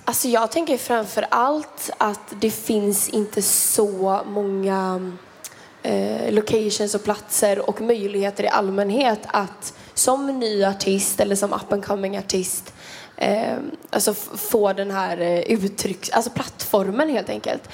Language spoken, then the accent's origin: Swedish; Kungsbacka, Halland County, Sweden; om vi har rinnande kranvatten i Kungsbacka där jag är från